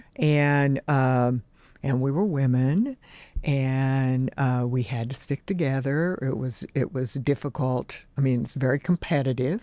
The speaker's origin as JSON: {"language": "English", "region": "Oklahoma", "country": "United States", "tie": "born or raised there", "also_born_or_lived": "New Jersey", "moved": "yes", "said": "I grew up in the Oklahoma oil fields"}